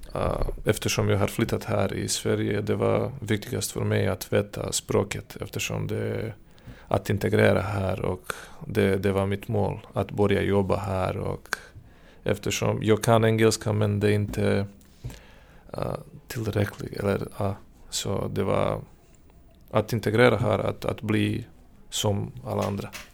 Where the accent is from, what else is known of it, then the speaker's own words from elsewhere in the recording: Serbia; first language Serbian; Swedish is a second language; moved away as an adult; now in Södertälje, Sweden; Jag kommer från Serbien.